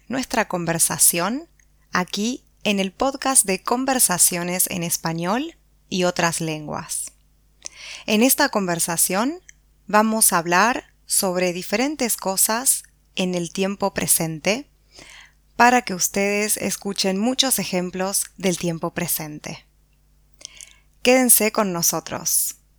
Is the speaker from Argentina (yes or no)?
yes; Patagonia, Argentina; de la Patagonia Argentina